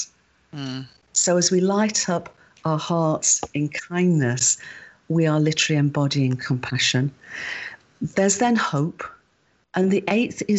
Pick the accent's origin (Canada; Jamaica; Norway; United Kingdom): United Kingdom; I'm a Brit